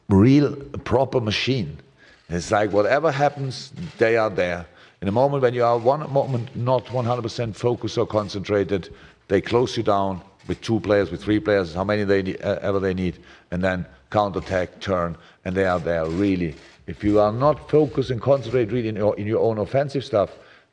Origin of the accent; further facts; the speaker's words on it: Germany; moved away; I'm from Germany